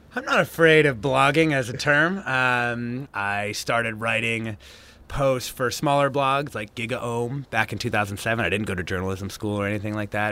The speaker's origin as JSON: {"language": "English", "region": "Southern Washington State", "country": "United States", "tie": "born or raised there", "said": "when I was growing up in Southern Washington State"}